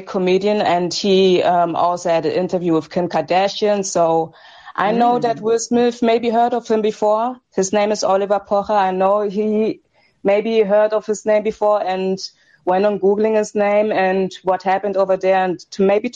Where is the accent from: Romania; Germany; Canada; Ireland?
Germany; I'm from Germany